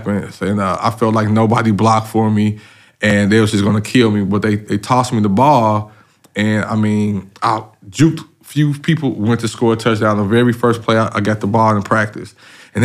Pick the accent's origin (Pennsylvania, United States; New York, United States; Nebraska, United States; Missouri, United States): Missouri, United States; St. Louis; I was raised in St. Louis.